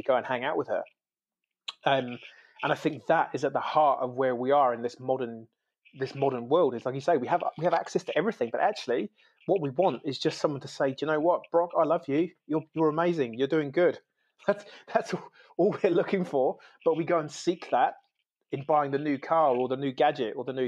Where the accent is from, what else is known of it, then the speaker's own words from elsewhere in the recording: United Kingdom; now in New Zealand; I'm originally from the UK, so I'm an immigrant into New Zealand